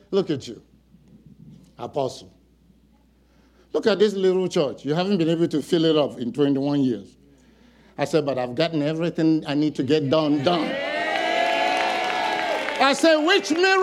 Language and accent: English; Nigeria; now in Fayetteville, United States; among Nigerians, I'm not Nigerian enough